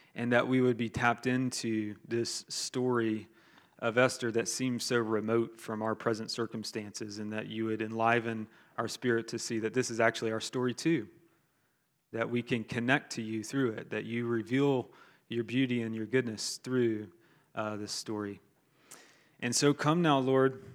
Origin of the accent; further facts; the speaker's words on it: Augusta, Georgia, United States; moved away; I'm from Augusta, Georgia